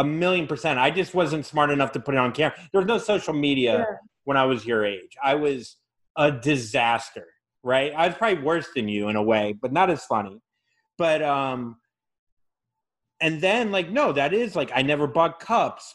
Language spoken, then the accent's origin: English; Florida, United States; I'm from Florida